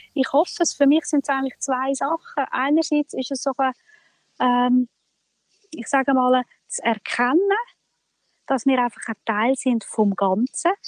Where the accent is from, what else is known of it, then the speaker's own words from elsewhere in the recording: Switzerland; bei uns in der Schweiz